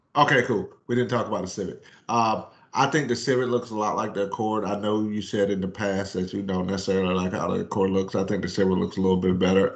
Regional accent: Myrtle Beach, South Carolina, United States; I grew up in Myrtle Beach, South Carolina

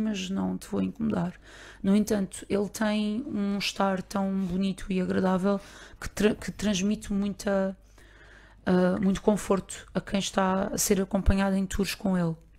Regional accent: Barreiro, Lisbon, Portugal; com quem eu cresci aqui, no Barreiro

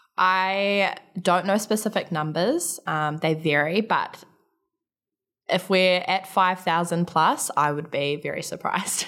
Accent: Palmerston North, Manawatū-Whanganui, New Zealand; I grew up in a, I guess, in the context of Canada, it would be a small town in New Zealand. uh, called Palmerston North

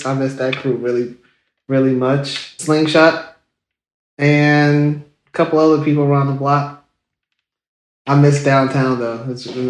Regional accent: Savannah, Georgia, United States; also born or lived in Piney Woods, Mississippi; I was born in Savannah, Georgia, so I am a southern boy or a southern gentleman.

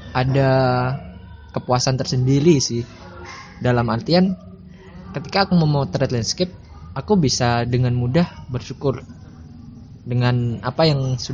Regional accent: Bojonegoro, East Java, Indonesia; born there; aku lahir di Bojonegoro kalau belum tahu Bojonegoro itu kota salah satu kota kecil ya di Jawa Timur dekat Jawa Tengah

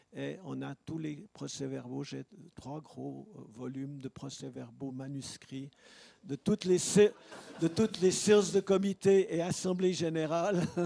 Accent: Leysin, Vaud, Switzerland; moved away; also born or lived in Lausanne; je suis né à Lesins. J'y ai vécu quelques années

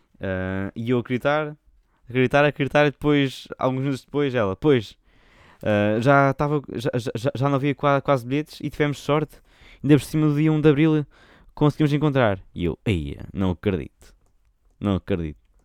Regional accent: Portugal; accent: Portuguese; vou cantar com um sotaque português

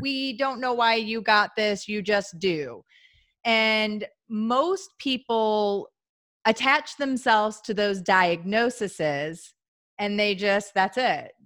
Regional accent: St. Louis, Missouri, United States; moved away as an adult; also born or lived in Midwest; I'm from Saint Louis, so Missouri

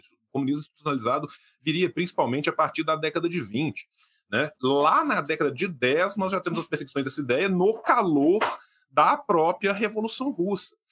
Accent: Brazil; nós somos brasileiros

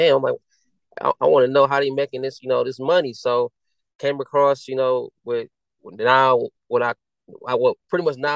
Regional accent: Akron, Ohio, United States; I'm from Akron, Ohio

